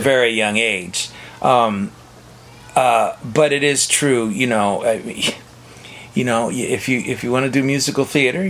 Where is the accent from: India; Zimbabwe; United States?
United States; Sacramento, California; I grew up in Northern California, in South Sacramento, smallish town.